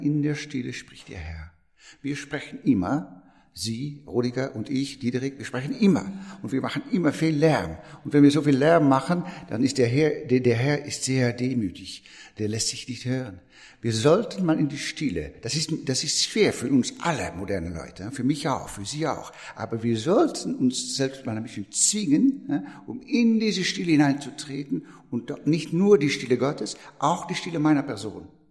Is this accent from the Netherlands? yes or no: yes; Netherlands; German is a second language; moved away as an adult; now in France; ich bin Niederländer von, von Geburt